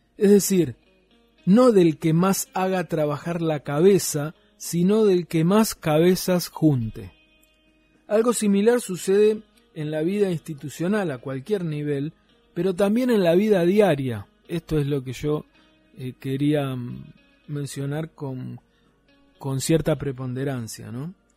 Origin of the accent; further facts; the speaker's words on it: Tierra del Fuego, Argentina; cómo somos los fueguinos